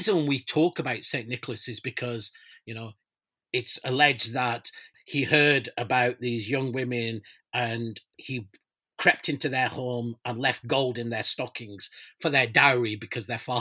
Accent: Pakistan; moved away; I'm originally from Pakistan

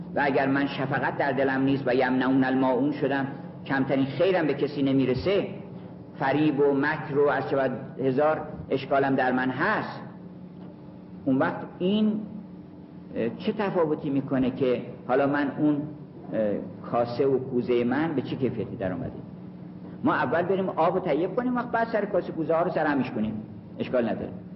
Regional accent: Kurdistan, Iran; کرد هستم

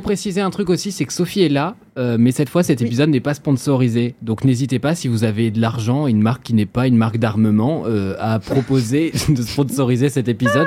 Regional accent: Normandy, France; je suis normand et j'utilise clencher comme un verbe.

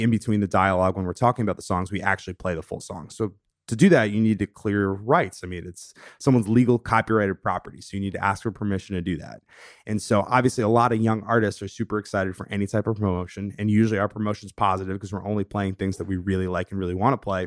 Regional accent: Longmeadow, Massachusetts, United States; moved away as an adult; also born or lived in Saratoga Springs, New York; now in Brooklyn, United States; I'm from this small town in Western Massachusetts, Long Meadow, Mass. Shout out to four one three. Um, grew up there, spent, you know, a full eighteen years there

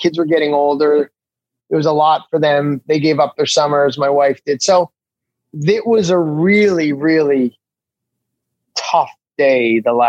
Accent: Canada; Because I say I'm a Canadian celebrity, and that's that right there.

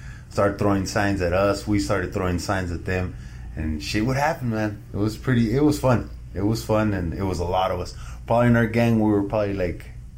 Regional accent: Arizona, United States; I was born and raised in Arizona

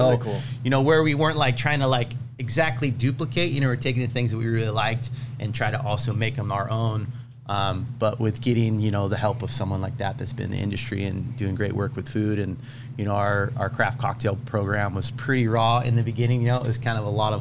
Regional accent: Vista, California, United States; growing up in Vista.

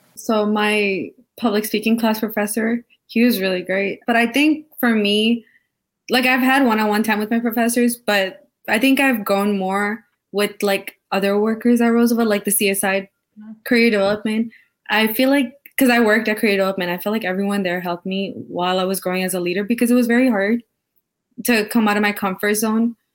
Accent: Brampton, Ontario, Canada; moved away as an adult; also born or lived in Sri Lanka; now in Chicago, United States; I'm an international student from Canada. I'm currently from Brampton, Ontario

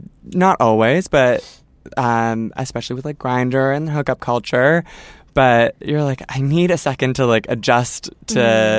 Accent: Toronto, Ontario, Canada; okay, so I'm from Toronto, someone's from Etobicoke, there's someone from London, Ontario, and then there's someone from Vancouver

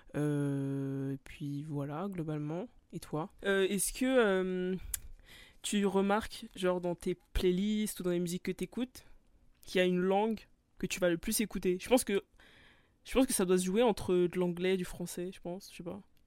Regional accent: France; en tant que français

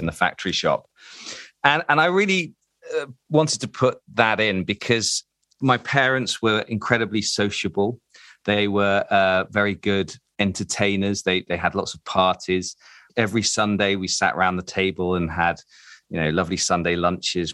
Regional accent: Derby, East Midlands, United Kingdom; moved away; I'm originally from Derby

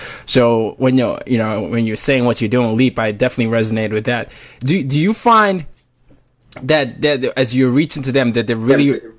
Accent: Nigeria; also born or lived in five different countries; I'm Nigerian and I grew up, my dad's a diplomat, so I ended up growing up, everywhere, five different countries.

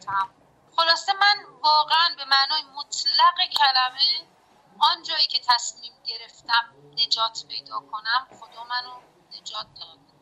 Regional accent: Qazvin, Qazvin Province, Iran

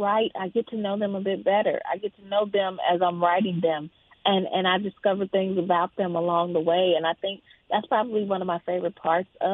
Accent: Jackson, Mississippi, United States; moved away as an adult; now in Atlanta, United States; I grew up in Mississippi

